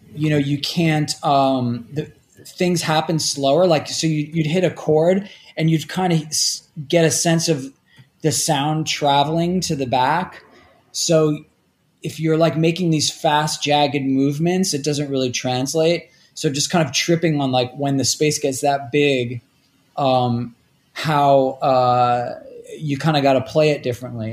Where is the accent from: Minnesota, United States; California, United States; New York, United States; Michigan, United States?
New York, United States; New York City; also born or lived in State College, Pennsylvania / Toledo, Ohio; I grew up in Rockaway uh, Beach, which is kind of like on the edge of Queens.